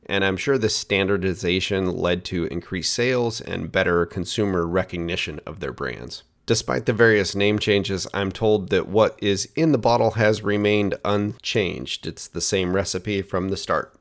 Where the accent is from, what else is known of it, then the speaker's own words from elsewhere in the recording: Oregon, United States; made in my home state